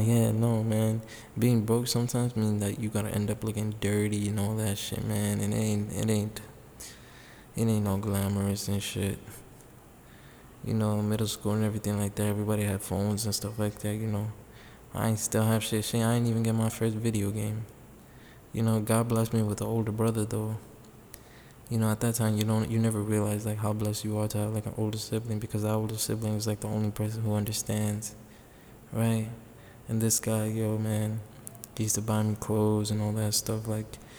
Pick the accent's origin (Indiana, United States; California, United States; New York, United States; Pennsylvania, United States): New York, United States; New York City; I grew up in the Bronx